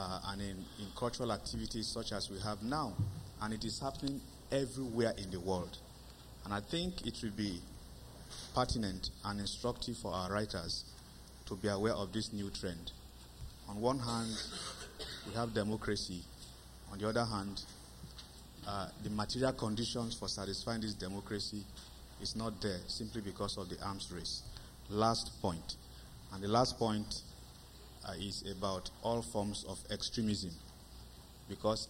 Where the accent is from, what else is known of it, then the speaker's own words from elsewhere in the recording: Nigeria; I'm from Nigeria